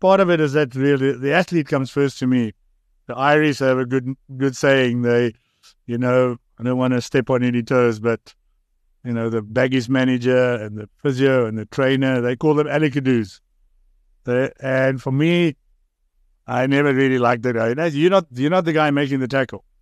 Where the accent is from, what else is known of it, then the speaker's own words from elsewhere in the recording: South Africa; also born or lived in Bloemfontein, Free State / Oxford; now in Cape Town, South Africa; I grew up in the Transvaal, went to Grey